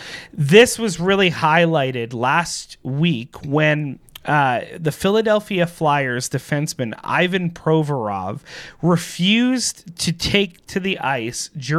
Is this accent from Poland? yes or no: no; Canada; as Canadians